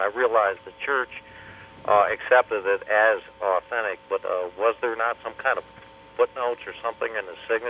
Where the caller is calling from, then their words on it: Boise, Idaho, United States; Yeah, I'm calling from Boise.